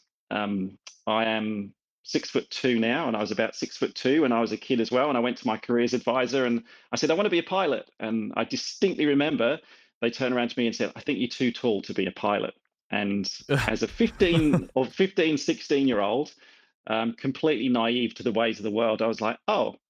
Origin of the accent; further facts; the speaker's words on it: England, United Kingdom; also born or lived in Scotland (father); now in Melbourne, Australia; I've got a Scottish father and I grew up in England